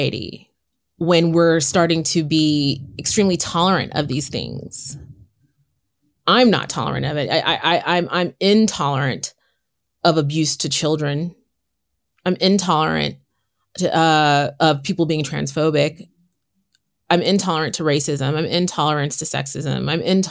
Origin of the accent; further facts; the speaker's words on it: San Francisco, California, United States; born and raised in San Francisco